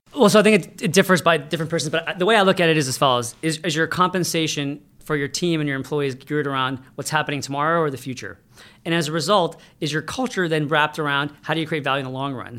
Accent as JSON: {"language": "English", "country": "United States", "tie": "born or raised there", "said": "I was born in America"}